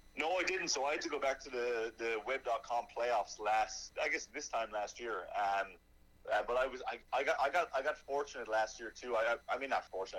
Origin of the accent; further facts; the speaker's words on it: Ireland; moved away as an adult; now in Charlotte, United States; I grew up in Ireland